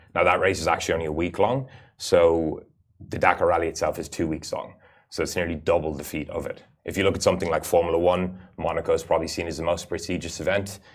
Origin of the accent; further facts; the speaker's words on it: United Arab Emirates; I actually had the fortune of being born and growing up in the Emirates, so it's a bit of a home away from home. I'm of an Irish, Irish nationality